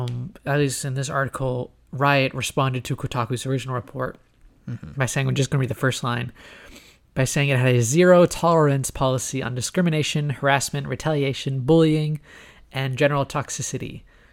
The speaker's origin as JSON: {"language": "English", "region": "Hawaii", "country": "United States", "tie": "born or raised there", "also_born_or_lived": "Virginia", "said": "I was born in Virginia and but I lived in Hawaii for longer. I call Hawaii home."}